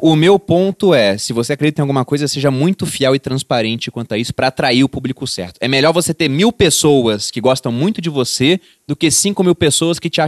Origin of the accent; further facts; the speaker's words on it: Rio de Janeiro, Brazil; porque eu vim do Rio de Janeiro e eu vi o que é né, ter Estado lá.